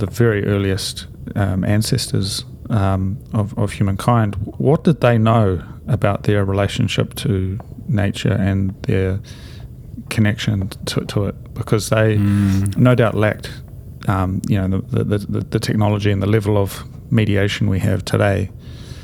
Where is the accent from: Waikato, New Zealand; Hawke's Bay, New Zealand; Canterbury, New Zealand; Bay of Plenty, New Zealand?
Hawke's Bay, New Zealand; near Havelock North; I used to go for these walks in the redwoods in Havelock North, so near my hometown